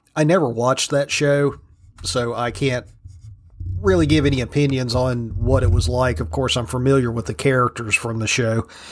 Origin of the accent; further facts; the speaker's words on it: Virginia, United States; my home state of Virginia